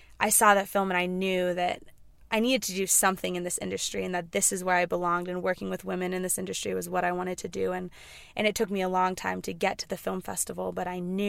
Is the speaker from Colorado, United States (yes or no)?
yes; Carbondale, Colorado, United States; I'm from Carbondale, Colorado.